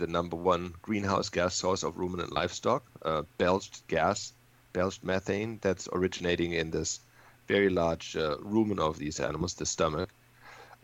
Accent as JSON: {"language": "English", "country": "Germany", "tie": "born or raised there", "also_born_or_lived": "Texas", "moved": "as an adult", "lives_now": "California, United States", "said": "I'm a native from Germany, and when I was 27 I moved from Germany to Texas"}